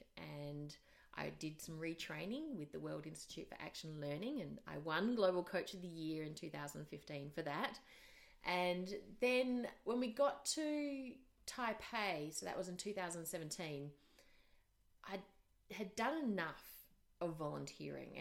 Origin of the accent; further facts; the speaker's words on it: Australia; moved away as an adult; also born or lived in Asia; I'm Australian, I'm married to a Kiwi